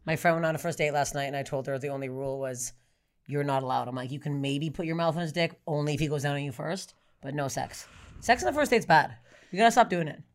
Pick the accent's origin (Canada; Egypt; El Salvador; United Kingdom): Canada; I'm Canadian